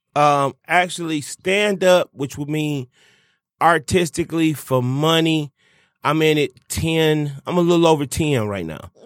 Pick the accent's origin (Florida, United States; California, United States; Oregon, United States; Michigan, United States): Michigan, United States; Detroit; I'm from Detroit. You know what I'm saying? The blackest city in America